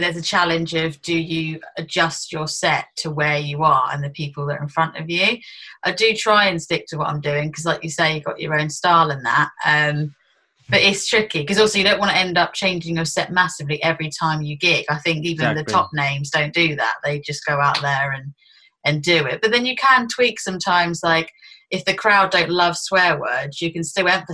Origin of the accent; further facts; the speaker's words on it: Luton, East of England, United Kingdom; I'm from Luton